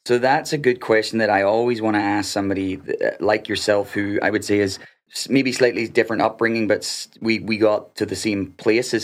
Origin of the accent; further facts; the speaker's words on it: Northern Ireland, United Kingdom; moved away; I'm coming from Northern Ireland